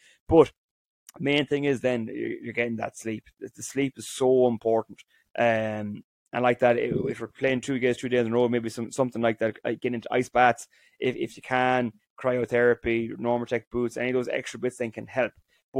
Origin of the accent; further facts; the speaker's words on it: County Roscommon, Ireland; So I'm from Roscommon. I travelled home to play in Roscommon now, and Carrick and Shannon is about 20 minutes away from us.